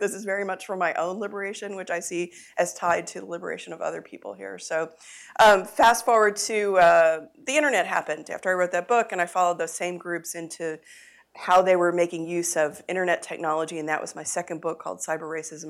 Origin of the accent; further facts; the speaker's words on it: Texas, United States; I uh, was born and raised in Texas